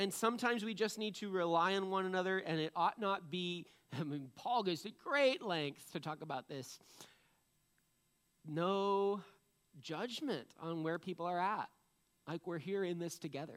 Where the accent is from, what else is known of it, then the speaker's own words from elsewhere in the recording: New England, United States; I'm from New England. I can't help it. We're just cynical people